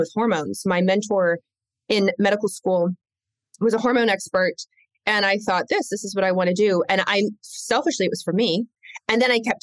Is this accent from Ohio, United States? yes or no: no; Lexington, Kentucky, United States; also born or lived in Michigan; I was raised in Lexington, Kentucky. So I was raised in the South. I wasn't born there. I was born in the North, born in Michigan, but raised in Kentucky